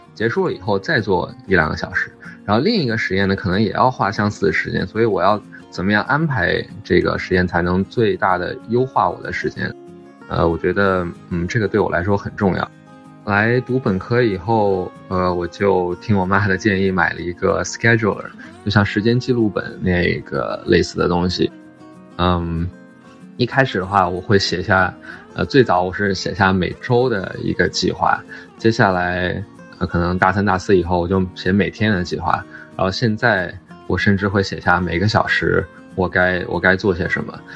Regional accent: Shanghai, China; moved away as an adult; also born or lived in Beijing / Durham, North Carolina, United States; now in Cambridge, Massachusetts, United States; 我是出生在北京，然后大部分教育都在上海初中、高中之类的

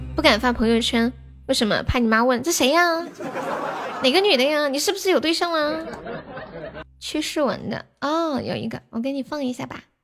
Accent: Sichuan, China; 我是四川的

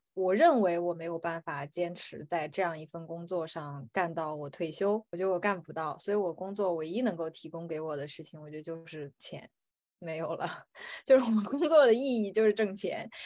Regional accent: China; 在我们，就是中国人的观念里

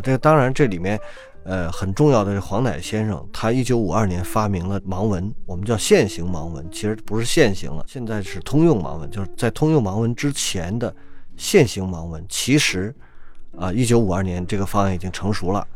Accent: Beijing, China; 我小时候在北京长大

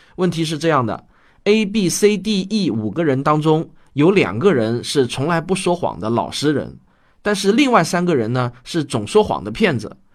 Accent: China; 我们中国人常说对事儿不对人

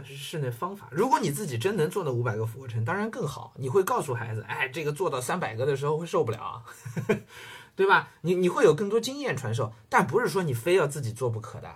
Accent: China; 包括我们中国人

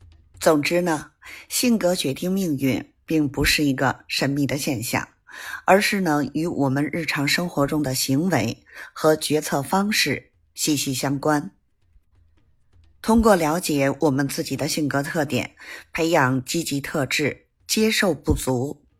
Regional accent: Beijing, China; ，咱们下期节目再

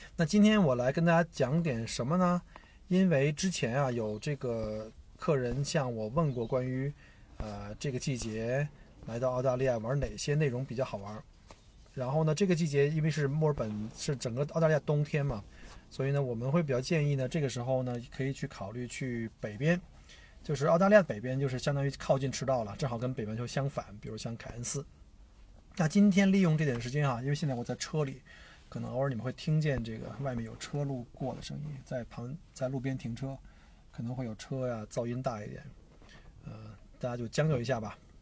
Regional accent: China; also born or lived in Victoria, Australia; now in Australia; 我们中国人

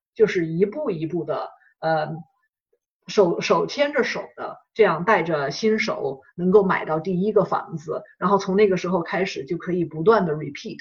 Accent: China; moved away; 我们，呃，中国人，我们英语又不是我们的母语

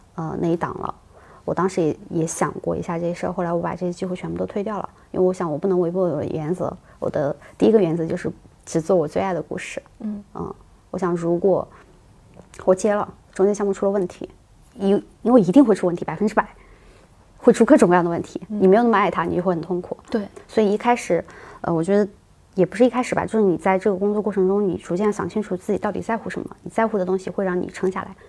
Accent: Sichuan, China; accent: Sichuanese; moved away; 我们四川话叫无事包金

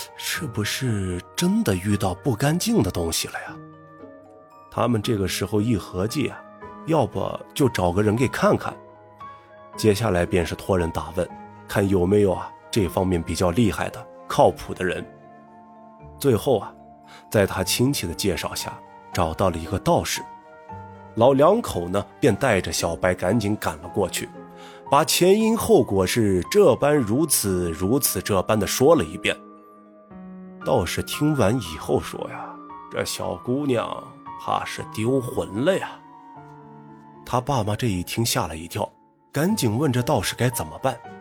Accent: Gulang, Gansu, China; moved away; 我们呢，也都是从古浪献出来的

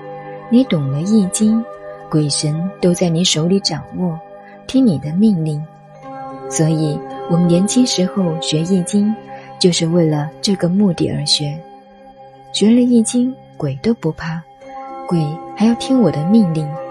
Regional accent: China; 尤其我们中国人，管你鸡呀蛋呀，一起加点酱油、葱花、红烧吃掉就算了。

